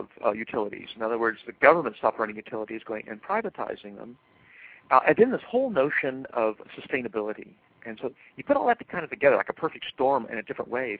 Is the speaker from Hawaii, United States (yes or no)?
no; Oregon, United States; I grew up in Oregon